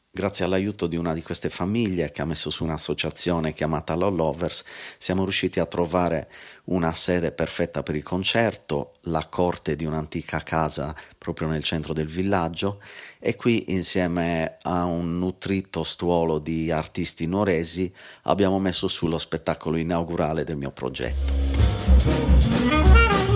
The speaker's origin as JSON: {"language": "Italian", "town": "Cagliari", "region": "Sardinia", "country": "Italy", "tie": "born or raised there", "said": "Cagliari, la mia città natale"}